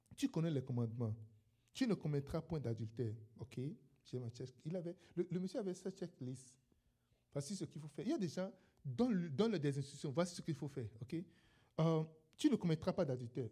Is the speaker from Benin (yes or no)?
yes; Benin; moved away; je suis un Béninois